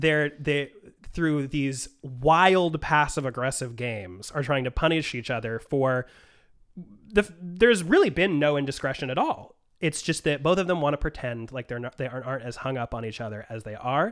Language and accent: English; Portland, Oregon, United States; I grew up in Portland, Oregon